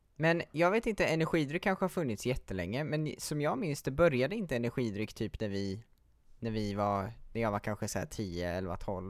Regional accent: Gothenburg, Västra Götaland, Sweden; moved away; jag är ju från Göteborg från början

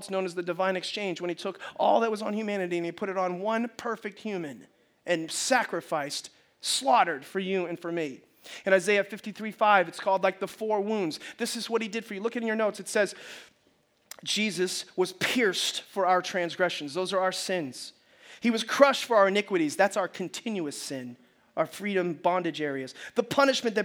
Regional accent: United States; we are as American Christians

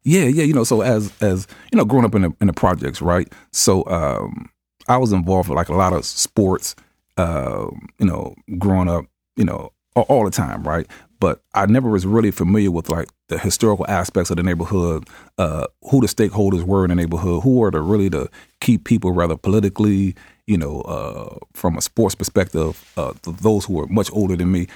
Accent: Cuyahoga, Ohio, United States; growing up in, uh, Cuyahoga uh, housing

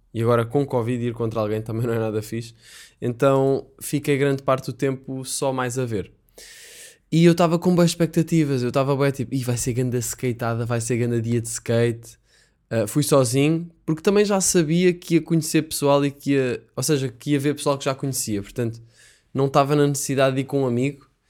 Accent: Portugal

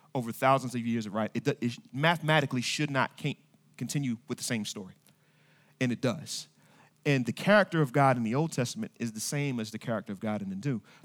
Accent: Kansas City, Missouri, United States; now in Norfolk, Virginia, United States; I was born in Kansas City, Missouri

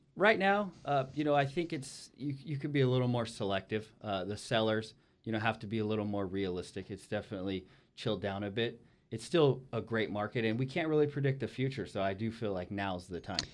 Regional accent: Ridgecrest, California, United States; moved away; my hometown is Ridgecrest, California

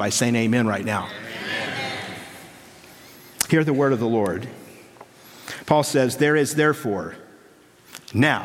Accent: California, United States; we're from California. We have real mountains here

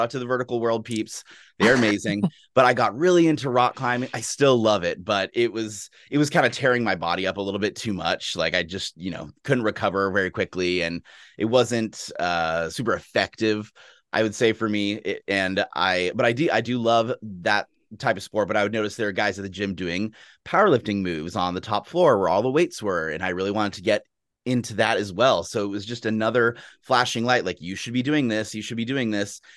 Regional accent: Austin, Texas, United States; now in Seattle, United States; I grew up in Texas. I'm from Austin, Texas originally, and it's a big sports town.

